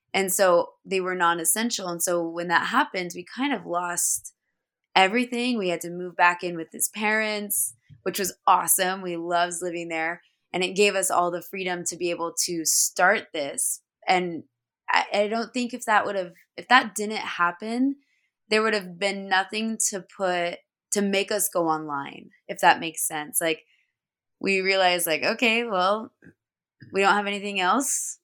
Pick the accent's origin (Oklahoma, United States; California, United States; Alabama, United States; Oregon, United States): Oregon, United States; Dallas; I grew up in Dallas, Oregon